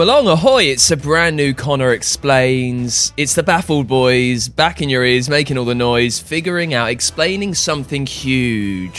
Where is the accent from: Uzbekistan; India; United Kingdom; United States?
United Kingdom; England; we're English